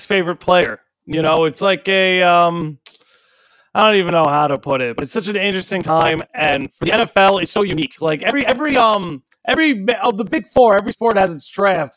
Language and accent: English; Long Island, New York, United States; accent: Long Island; also born or lived in Carolina; my Long Island accent